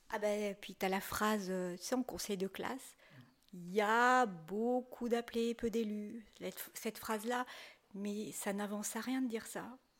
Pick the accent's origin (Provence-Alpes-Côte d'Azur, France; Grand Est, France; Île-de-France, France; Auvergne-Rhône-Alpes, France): Auvergne-Rhône-Alpes, France; Saint-Étienne; je suis stéphanoise